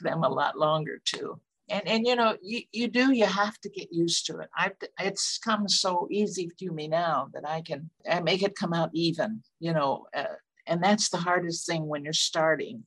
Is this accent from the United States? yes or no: yes; Rushville, United States; moved away; my hometown of Rushville